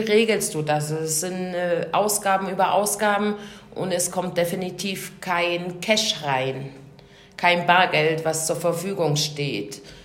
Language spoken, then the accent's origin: German; Germany; wir als Deutsche